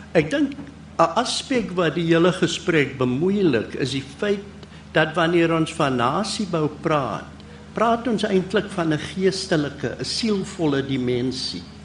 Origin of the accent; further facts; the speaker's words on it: South Africa; as 'n Suid-Afrikaner